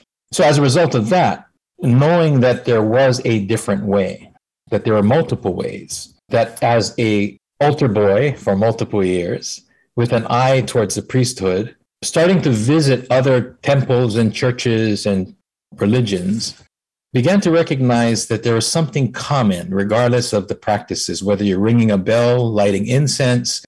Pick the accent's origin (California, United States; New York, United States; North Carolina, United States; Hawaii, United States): Hawaii, United States; born or raised there